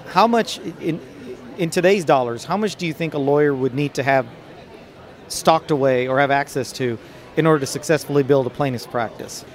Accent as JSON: {"language": "English", "town": "Dallas", "region": "Texas", "country": "United States", "tie": "born or raised there", "said": "lovely Dallas, Texas, my hometown"}